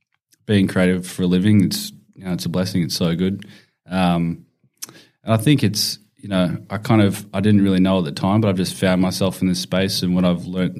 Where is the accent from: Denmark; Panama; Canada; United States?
Canada; Winnipeg, Manitoba; Yeah, so I was born in Winnipeg in Manitoba. So that's quite brutal.